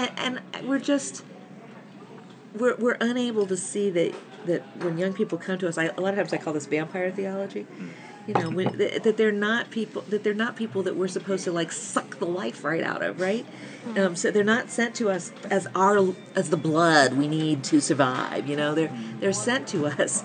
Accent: United States; I'm American

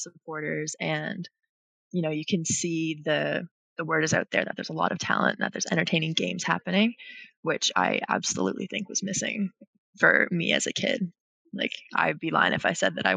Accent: Rothesay, New Brunswick, Canada; moved away as an adult; now in Toronto, Canada; I grew up in Rosse, New Brunswick

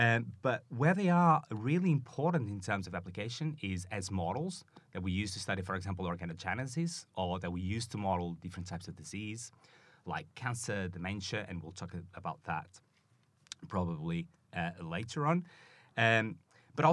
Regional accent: Portugal; now in Manchester, United Kingdom; I am from Portugal.

